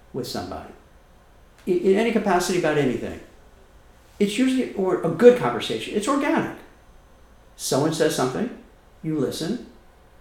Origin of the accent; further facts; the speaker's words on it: New York, United States; I'm from New York and I talk really fast